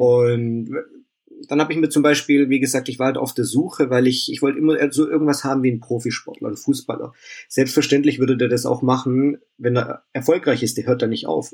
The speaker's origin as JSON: {"language": "German", "town": "Vaihingen an der Enz", "region": "Baden-Württemberg", "country": "Germany", "tie": "born or raised there", "said": "Ich komme hier aus dem Stuttgarter Raum, aus Feingen an der Ends"}